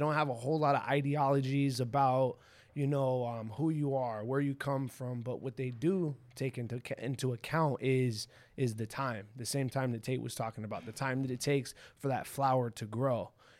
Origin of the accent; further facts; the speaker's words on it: Pasadena, California, United States; I grew up in Pasadena, you know, Pasadena, California. That's where I'm from.